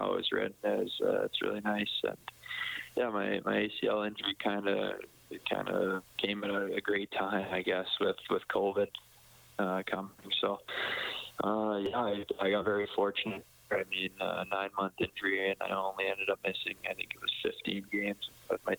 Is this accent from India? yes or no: no; Edmonton, Alberta, Canada; my hometown